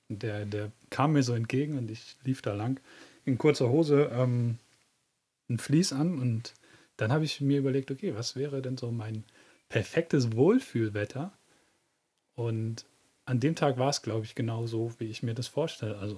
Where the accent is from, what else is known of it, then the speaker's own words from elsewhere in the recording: Southern Germany, Germany; moved away as an adult; now in Northern Germany; da war ich ungefähr so 19 Jahre alt. Da sind wir von Süddeutschland nach Norddeutschland gezogen.